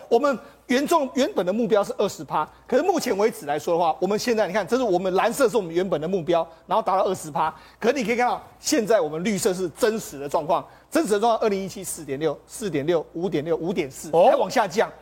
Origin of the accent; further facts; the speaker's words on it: Taiwan; 我们台湾人